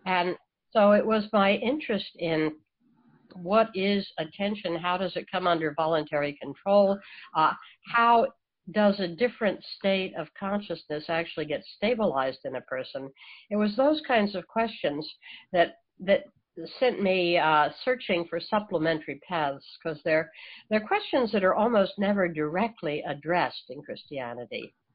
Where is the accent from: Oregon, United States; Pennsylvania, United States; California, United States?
Pennsylvania, United States; Philadelphia; I was raised in the in the Philadelphia area